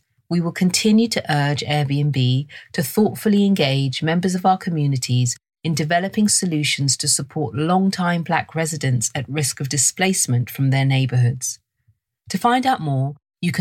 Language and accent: English; London, United Kingdom; I was raised in London and this is my accent